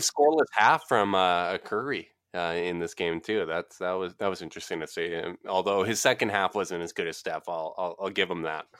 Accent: Canada; As the Canadian, as the polite Canadian here

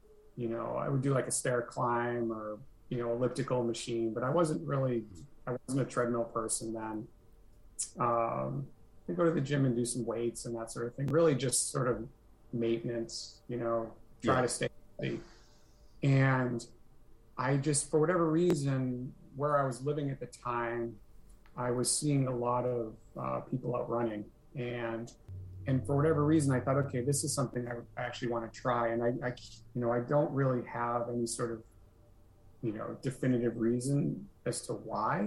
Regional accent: Nashua, New Hampshire, United States; also born or lived in Burlington, Vermont; now in Grafton, United States; my hometown of Nashua, New Hampshire

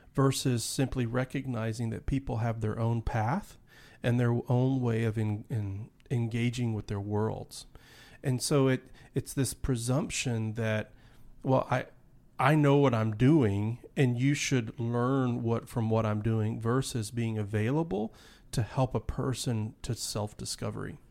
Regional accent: Dallas, Texas, United States; I grew up in Dallas, Texas

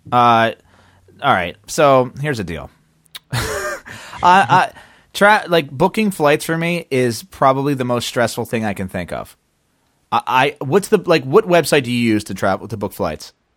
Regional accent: Philadelphia, Pennsylvania, United States; I'm from Philadelphia

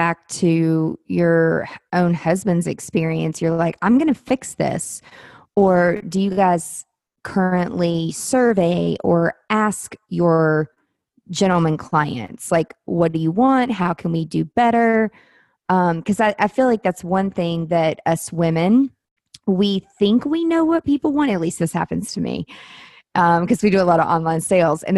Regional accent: Mount Juliet, Tennessee, United States; now in Nashville, United States; I grew up in Mount Juliet, which is 30 minutes from here

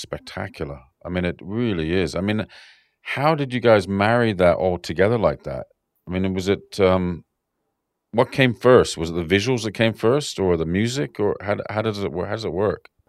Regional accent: Canada; now in Sydney, Australia; growing up in Canada

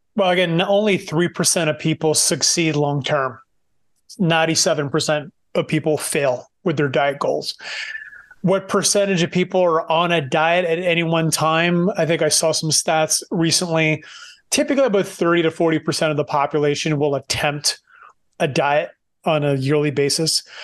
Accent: Moncton, New Brunswick, Canada; moved away; also born or lived in Vancouver; we're both from Eastern Canada, small part of, co, small province called New Brunswick, from a small city named Moncton

